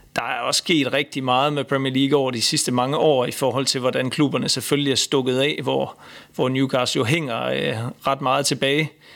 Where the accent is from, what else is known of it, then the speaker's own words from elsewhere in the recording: Denmark; som dansker